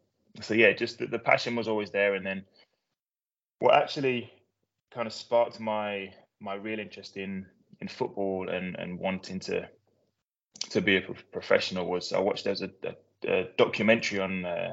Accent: Rugby, West Midlands, United Kingdom; also born or lived in Mzuzu, Malawi; I was actually one when we moved to England. My brother is older, he was 3. Raised in Rugby, which is in Warwickshire, very small town. Closest city is Coventry, and then the next one on is Birmingham.

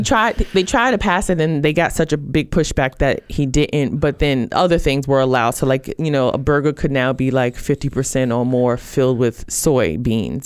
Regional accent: Brooklyn, New York, United States; growing up in Brooklyn, New York, I grew up in a, a food desert

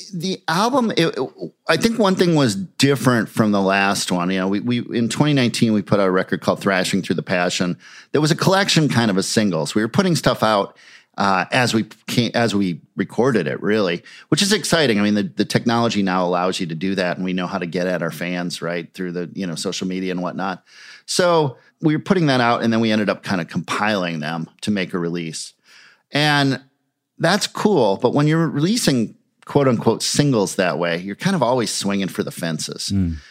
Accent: Minneapolis, Minnesota, United States; having these bands in my hometown

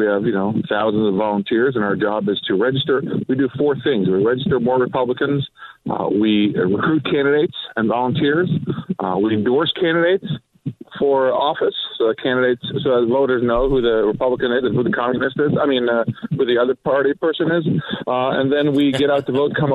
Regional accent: Sweden; also born or lived in Croatia (parents' origin); now in San Diego, United States; I was born and raised in Sweden

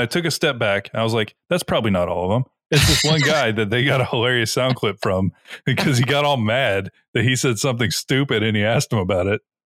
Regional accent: the South, United States; we are all from the South

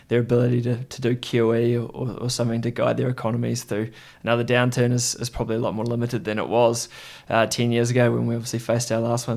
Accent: Christchurch, Canterbury, New Zealand; I grew up in Christchurch, New Zealand

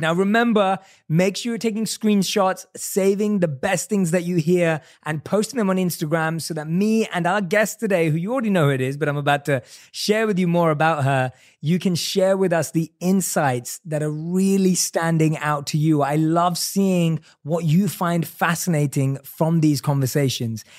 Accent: London, United Kingdom; growing up in London

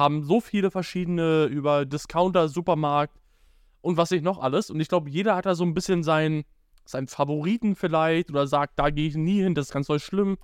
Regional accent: Germany; now in Schwerin, Germany; aus Damberg, wo ich herkomme

